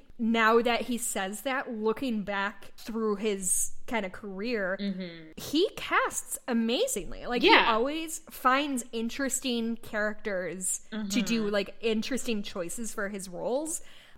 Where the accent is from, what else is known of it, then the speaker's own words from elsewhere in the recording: Georgia, United States; We're from Georgia.